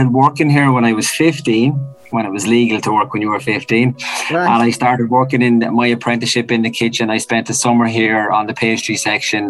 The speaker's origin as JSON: {"language": "English", "town": "Naas", "region": "Leinster", "country": "Ireland", "said": "I'm actually from Nace. Sorry, proud Kildare man."}